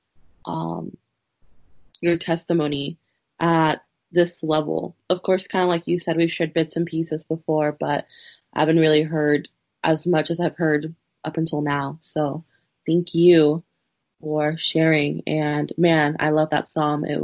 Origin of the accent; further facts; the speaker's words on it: Woodbridge, Virginia, United States; also born or lived in Peru; I have lived in Woodbridge, Virginia, just about my whole life. I was born in Peru, and I came to Woodbridge when I was like around 4 or 5.